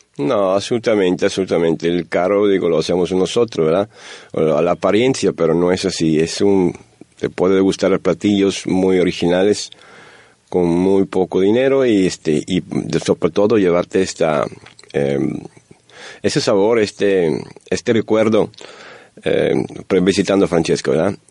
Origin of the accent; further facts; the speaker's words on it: Italy; Spanish is a second language; moved away as an adult; now in Monterrey, Mexico; nosotros, italianos y también eh, mexicanos, somos latinos